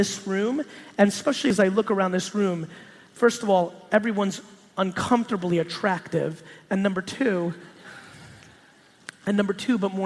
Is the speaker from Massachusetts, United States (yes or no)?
no; New Jersey, United States; born or raised there; also born or lived in Soviet Union